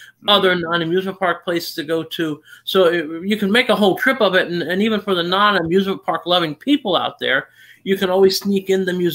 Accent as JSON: {"language": "English", "area": "near Pittsburgh", "region": "Pennsylvania", "country": "United States", "tie": "born or raised there", "said": "I grew up near Pittsburgh"}